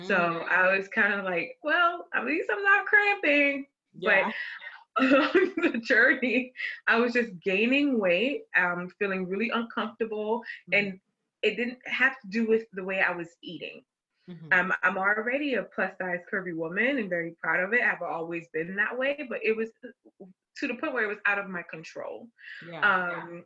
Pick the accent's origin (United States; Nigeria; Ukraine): United States; Florida; also born or lived in Saint Martin; I am from the island of St. Martin. So I'm a transplant here to the United States, but grew up here in Florida.